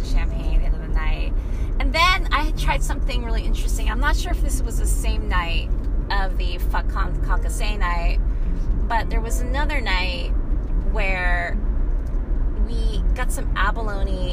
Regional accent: Sunnyvale, California, United States; I grew up in Sunnyvale, California in the valley

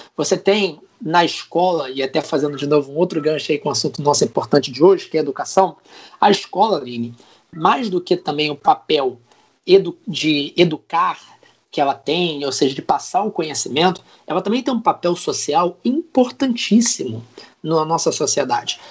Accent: São Gonçalo, Rio de Janeiro, Brazil; sou de São Gonçalo, no Rio de Janeiro

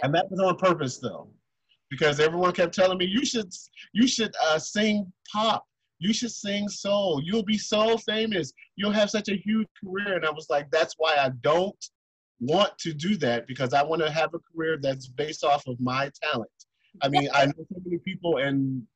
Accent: Detroit, Michigan, United States; also born or lived in New York City; now in Germany; I am from Detroit, Michigan, which is Motown and music, uh, because I moved from there and lived in New York

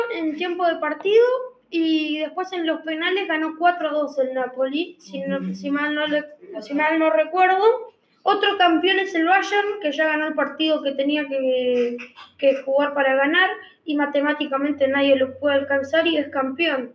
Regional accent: Uruguay; yo soy uruguayo

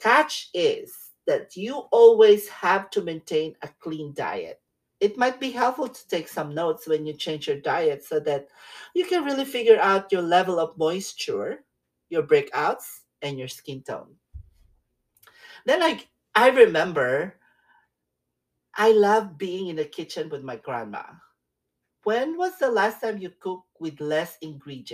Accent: Philippines; now in California, United States; When I was growing up in the Philippines

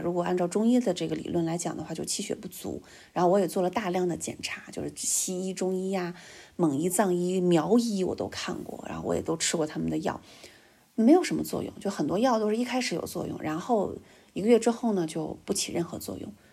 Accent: Hulunbuir, Inner Mongolia, China; moved away; 我老家呼伦贝尔

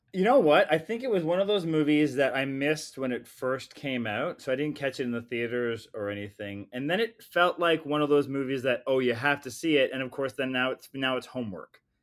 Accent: Canada; I'm a Canadian filmmaker

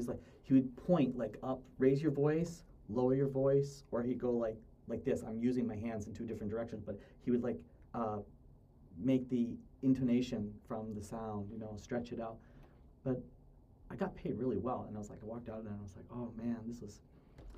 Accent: Massachusetts, United States; moved away as an adult; also born or lived in Ohio; now in Daejeon, South Korea; I'm from Massachusetts

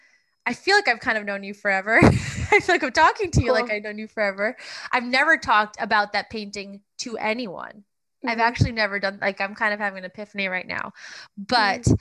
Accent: Long Island, New York, United States; I'm from Long Island, so obviously very much closer to New York

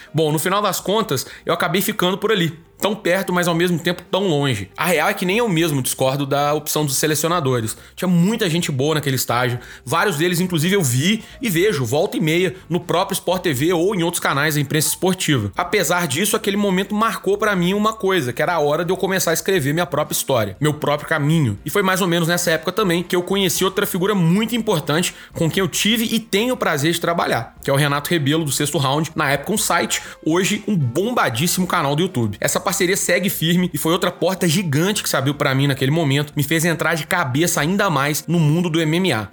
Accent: Divinópolis, Minas Gerais, Brazil; eu sou de Divinópolis, no interior de Minas Gerais

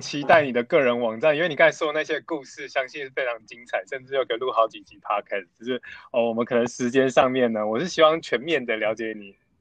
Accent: Taichung, Taiwan; moved away as an adult; now in Taipei, Taiwan; 我是台中人

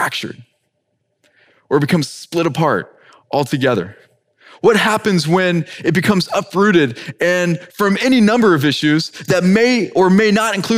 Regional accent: Ireland; now in Miami, United States; as an Irishman myself

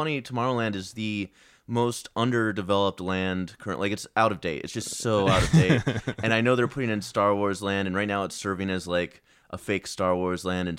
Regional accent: Virginia, United States; also born or lived in Chicago / Greensboro, North Carolina; I was born in Chicago, but then I moved down to North Carolina and then grew up primarily in Virginia.

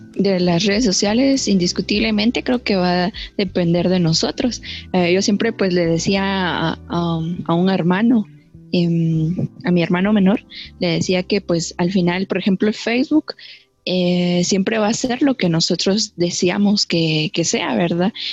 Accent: Guatemala; como guatemaltecos

